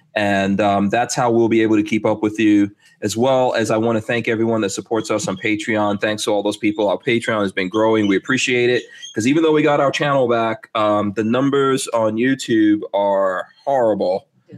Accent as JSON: {"language": "English", "town": "New York City", "region": "New York", "country": "United States", "tie": "born or raised there", "said": "Yes, I grew up between a rock and a hard place in Far Rockaway. I am indeed from Far Rockaway."}